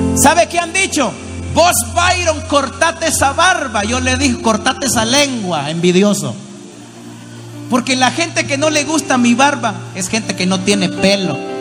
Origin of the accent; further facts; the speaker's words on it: Nicaragua; de Nicaragua